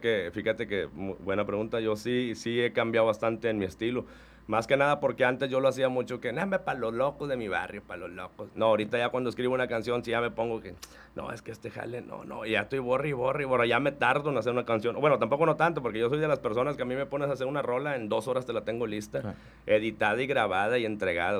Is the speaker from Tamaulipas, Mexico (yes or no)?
yes; Reynosa, Tamaulipas, Mexico; yo soy de Reynosa